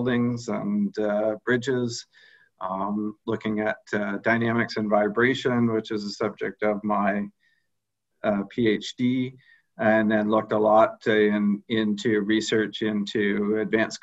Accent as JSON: {"language": "English", "town": "Belleville", "region": "Ontario", "country": "Canada", "tie": "born or raised there", "moved": "as an adult", "lives_now": "Kingston, Canada", "said": "I grew up in Belleville, which is about an hour from Kingston."}